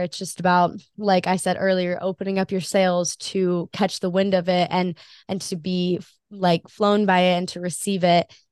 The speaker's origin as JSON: {"language": "English", "region": "Hawaii", "country": "United States", "tie": "born or raised there", "said": "I'm born and raised in Hawaii"}